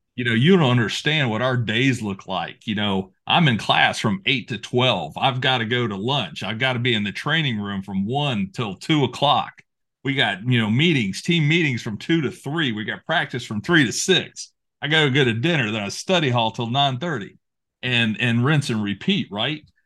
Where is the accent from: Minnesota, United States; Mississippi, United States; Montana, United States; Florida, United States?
Florida, United States; Apopka; born or raised there